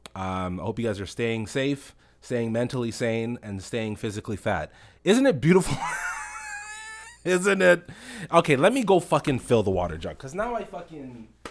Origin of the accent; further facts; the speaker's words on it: Toronto, Ontario, Canada; I'm a Rex man, you know, like I'm from the Rex